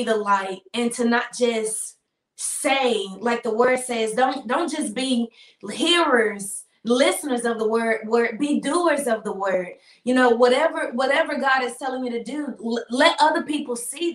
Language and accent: English; Memphis, Tennessee, United States; growing up in Memphis